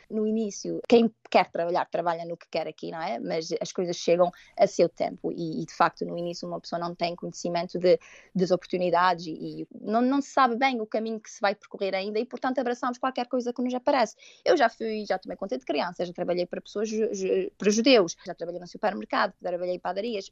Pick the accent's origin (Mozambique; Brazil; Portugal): Portugal; moved away as an adult; also born or lived in Toronto, Canada; now in Canada; na minha terra, digamos assim, eu venho de uma ilha, não é? De um, um sítio muito pequenino em que toda a gente se conhece